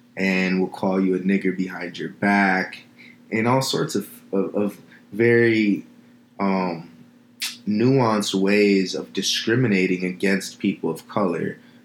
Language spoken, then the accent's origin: English; Midwest, United States; also born or lived in Los Angeles, United States; having such a multicultural background, also growing up in the Midwest, traveling out here to LA, living in LA for 10 years